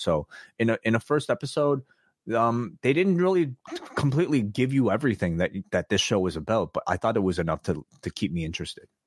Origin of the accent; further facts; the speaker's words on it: Toronto, Ontario, Canada; a Canadian, eh, eh, from Toronto